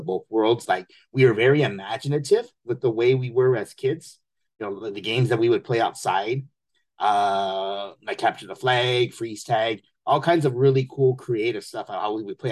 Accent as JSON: {"language": "English", "town": "Temple City", "region": "California", "country": "United States", "tie": "born or raised there", "said": "I grew up in Temple City."}